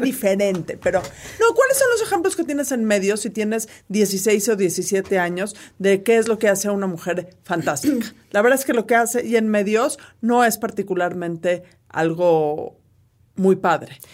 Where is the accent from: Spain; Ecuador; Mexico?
Mexico; todos somos mexicanos